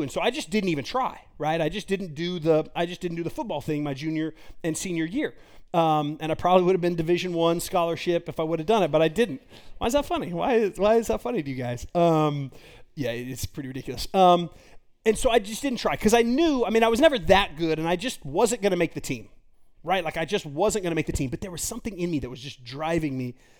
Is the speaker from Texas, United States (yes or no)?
yes; Garland, Texas, United States; I grew up in Garland, Texas.